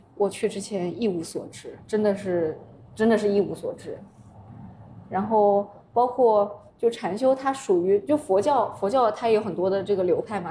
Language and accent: Chinese; Yunnan, China; 有点像我们云南那边那种吊脚的那种房